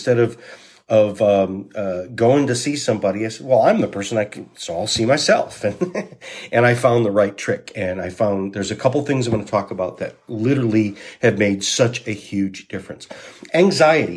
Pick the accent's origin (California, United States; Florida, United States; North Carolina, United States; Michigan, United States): Michigan, United States; Saginaw; also born or lived in Walloon Lake, Michigan; I grew up on Walloon Lake. In Saginaw and Walloon Lake, and Walloon Lake is my place.